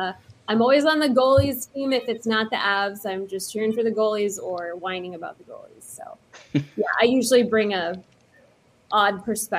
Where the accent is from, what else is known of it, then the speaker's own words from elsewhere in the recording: Loveland, Colorado, United States; I grew up in Loveland for the most part. We kind of moved around quite a bit, but Colorado is where we claim home. I'm in Iowa now.